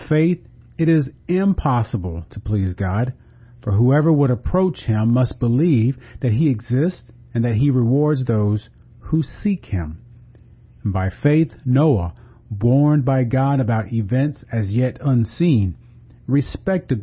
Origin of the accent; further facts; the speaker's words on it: Galveston, Texas, United States; now in Corpus Christi, United States; my hometown of Galveston